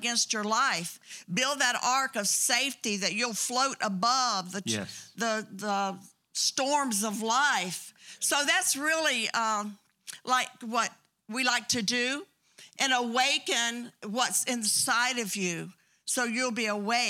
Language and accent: English; Bartow, Florida, United States; born there; Do I sound real Southern? Because I was born in Bartow, Florida.